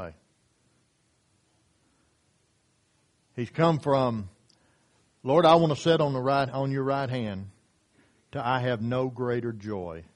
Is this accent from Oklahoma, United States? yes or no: yes; Hastings, Oklahoma, United States; the church that I grew up at in Hastings, Oklahoma, when I was a young man